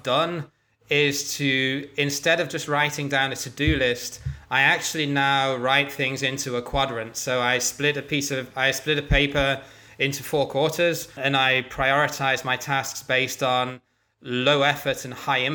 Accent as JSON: {"language": "English", "region": "England", "country": "United Kingdom", "moved": "yes", "said": "as an Englishman"}